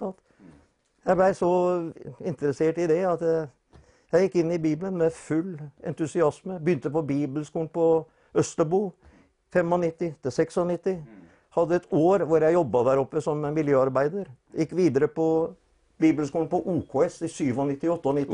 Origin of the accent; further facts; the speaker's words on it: Fredrikstad, Østfold, Norway; now in Sarpsborg, Norway; Er egentlig født og oppvokst i Fredrikstad